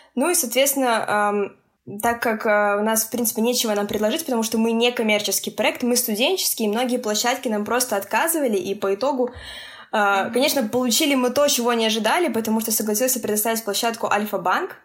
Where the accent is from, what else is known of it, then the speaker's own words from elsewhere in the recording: Minsk, Belarus; я из Минска, это Беларусь